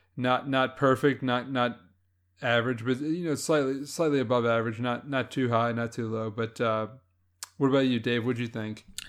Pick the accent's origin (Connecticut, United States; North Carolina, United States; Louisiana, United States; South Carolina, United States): Louisiana, United States; I grew up in Louisiana